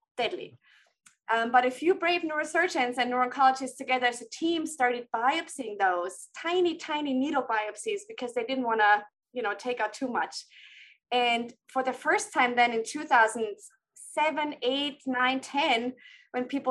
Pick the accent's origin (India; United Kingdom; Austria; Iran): Austria; moved away; I'm from Austria and trained there first before training again